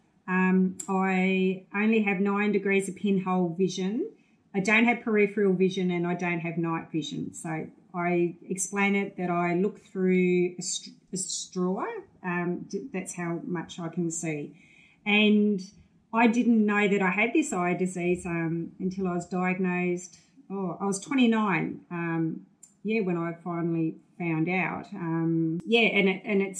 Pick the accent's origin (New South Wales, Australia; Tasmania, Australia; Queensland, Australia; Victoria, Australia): Tasmania, Australia; growing up in Tasmania